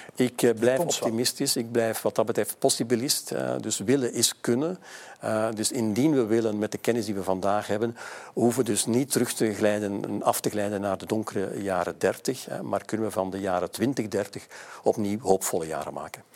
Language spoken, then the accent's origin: Dutch; Mechelen, Flanders, Belgium; mijn geboortestad eh, Mechelen.